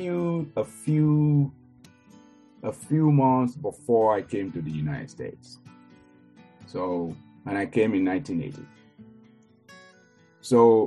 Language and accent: English; Nigeria; moved away; growing up in Nigeria